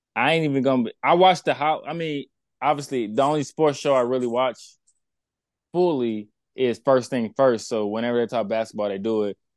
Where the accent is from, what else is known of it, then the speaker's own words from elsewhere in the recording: Kansas City, Missouri, United States; also born or lived in Texas; I was raised in Kansas City